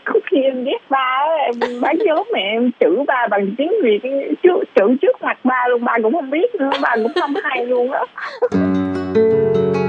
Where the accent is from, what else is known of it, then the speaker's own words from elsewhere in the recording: Taiwan; also born or lived in Vietnam; Em đã ở Đài Loan học đã hai mươi mấy năm rồi